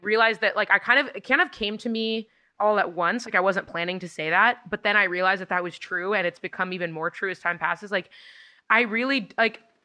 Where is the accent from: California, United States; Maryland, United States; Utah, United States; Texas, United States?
California, United States; Los Angeles; my hometown's